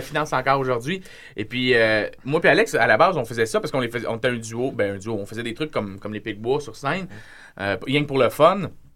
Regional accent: Repentigny, Quebec, Canada; je suis de Repentigny, puis j'ai grandi comme eux autres

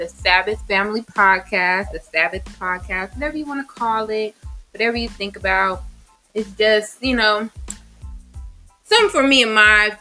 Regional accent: Moreno Valley, California, United States; I'm from Moreno Valley

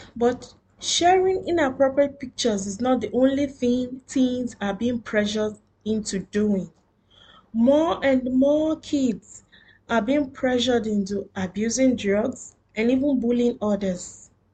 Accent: Nigeria; now in Doha, Qatar; I am a Nigerian living in Doha, Qatar.

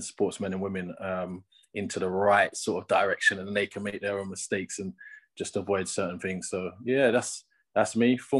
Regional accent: London, United Kingdom; moved away as an adult; now in Northampton, United Kingdom; I'm from London, so I lived in London my whole time, and then just moved up into Northampton now

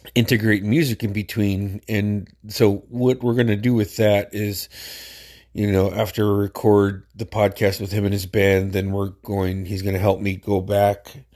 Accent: Metlakatla, Alaska, United States; we grew up together in Metlakahtla

